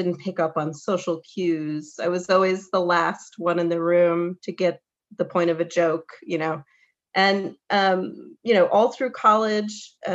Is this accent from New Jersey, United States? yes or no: no; Michigan, United States; moved away as an adult; also born or lived in New York City; I grew up in the Midwest, in mid-Michigan, you know, very small town